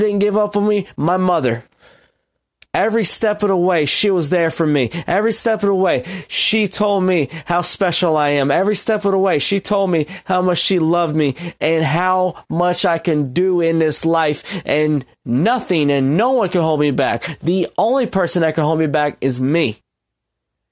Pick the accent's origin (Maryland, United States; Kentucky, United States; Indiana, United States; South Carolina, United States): Maryland, United States; Baltimore; growing up in Baltimore, Maryland